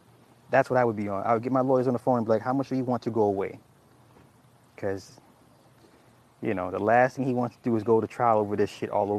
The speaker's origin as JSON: {"language": "English", "region": "the South", "country": "United States", "said": "See, I'm from the South. That shit ain't normal."}